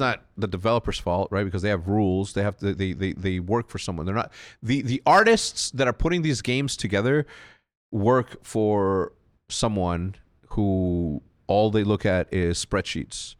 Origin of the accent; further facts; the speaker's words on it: Mexico; moved away; growing up in Mexico